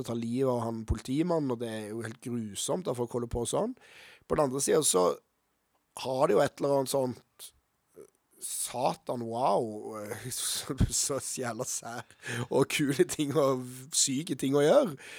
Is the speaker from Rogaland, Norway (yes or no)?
yes; Stavanger, Rogaland, Norway; moved away as an adult; now in Oslo, Norway; Jeg er født i Oslo, faktisk, men vokste opp i Stavanger